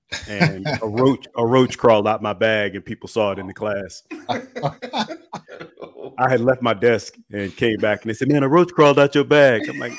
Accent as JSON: {"language": "English", "region": "Illinois", "country": "United States", "tie": "born or raised there", "said": "So I grew up a Bears fan because I grew up in Illinois."}